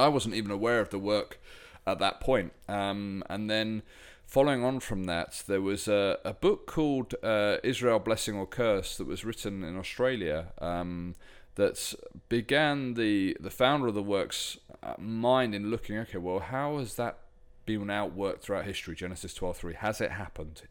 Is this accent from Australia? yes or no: no; United Kingdom; my home country